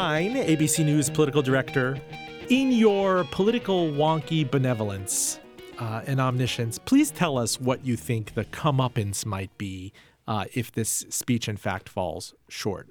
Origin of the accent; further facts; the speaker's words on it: Iran; now in United States; I was born in Iran, and we came to the United States as Jews, uh, fleeing the Islamic